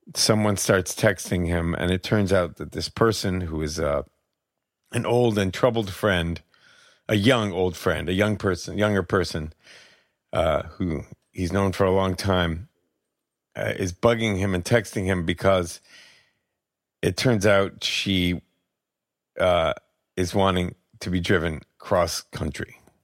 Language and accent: English; Albany, New York, United States; moved away; also born or lived in San Francisco; I grew up in Albany and my father's still there